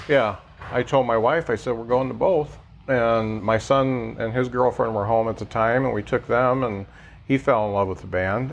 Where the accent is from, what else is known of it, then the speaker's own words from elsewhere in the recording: Lakeville, Indiana, United States; I grew up in the Midwest. I grew up in Lakeville.